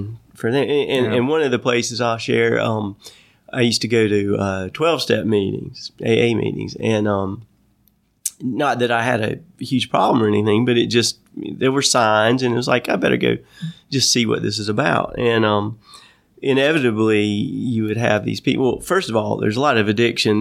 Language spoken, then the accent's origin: English; North Carolina, United States; my life growing up in North Carolina